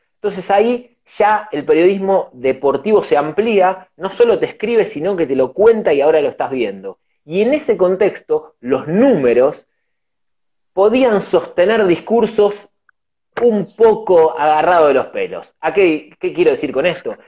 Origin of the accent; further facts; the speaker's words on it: Argentina; somos argentinos